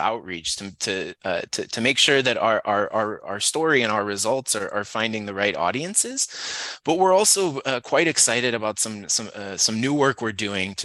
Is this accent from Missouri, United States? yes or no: yes; St. Louis, Missouri, United States; now in San Diego, United States; I grew up in St. Louis and Cardinals fan and played baseball my whole life